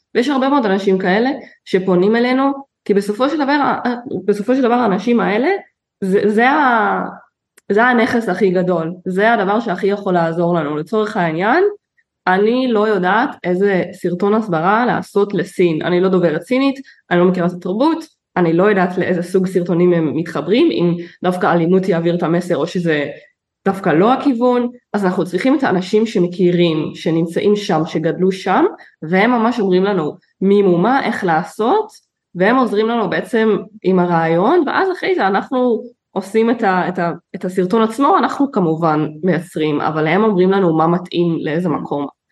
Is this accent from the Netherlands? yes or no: yes; Netherlands; moved away as an adult; now in Israel; אני גדלתי בחו"ל אני גדלתי בהולנד